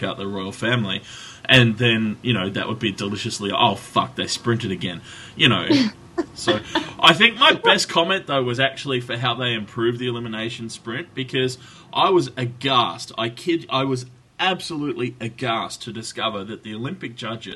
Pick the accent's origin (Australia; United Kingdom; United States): Australia; I'm Australian